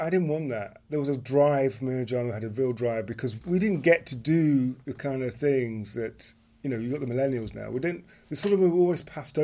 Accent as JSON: {"language": "English", "country": "United Kingdom", "said": "we're British"}